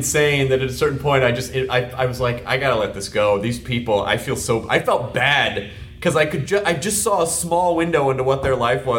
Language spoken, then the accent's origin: English; Tennessee, United States; It's all, it's like when you get really into the Bible Belt, where I'm from the South, you know. So yeah. I grew up in the Bible Belt.